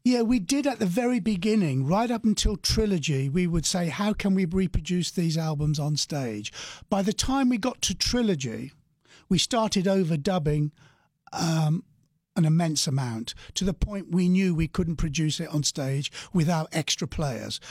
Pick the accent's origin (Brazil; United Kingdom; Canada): United Kingdom; England; We're from England